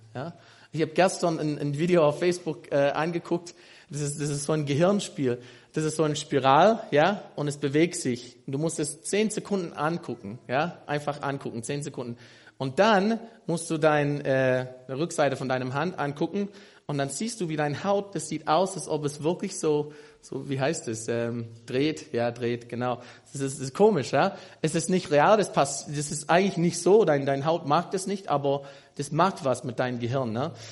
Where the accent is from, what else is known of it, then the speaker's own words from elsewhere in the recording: United States; German is a second language; moved away as an adult; now in Germany; Ich komme aus den USA, aus Amerika, bin hier in Doxadeo seit, oh, äh, ich glaube, knapp vier Jahren